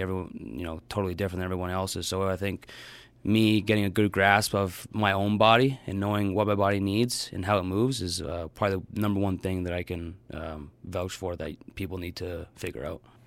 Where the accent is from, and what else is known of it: Hamilton, Ontario, Canada; born or raised there